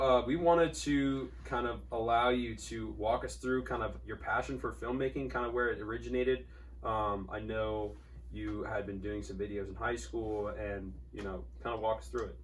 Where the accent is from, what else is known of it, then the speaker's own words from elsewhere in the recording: Newport Beach, California, United States; growing up in Newport